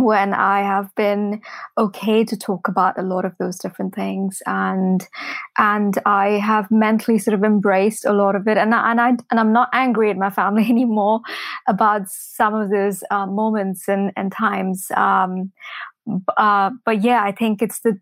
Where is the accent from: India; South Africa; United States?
India; Mumbai, Maharashtra; moved away as an adult; I grew up in Mumbai. I was born there